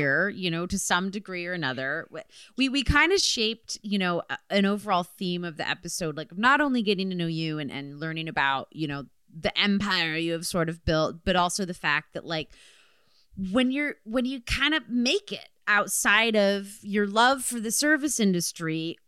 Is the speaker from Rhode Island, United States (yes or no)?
no; Michigan, United States; moved away; Didn't leave Michigan. Just didn't leave Michigan for a long time.